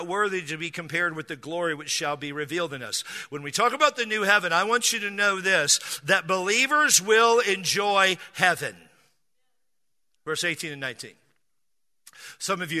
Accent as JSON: {"language": "English", "region": "Washington", "country": "United States", "tie": "born or raised there", "moved": "yes", "lives_now": "San Diego, United States", "said": "I grew up in Washington State"}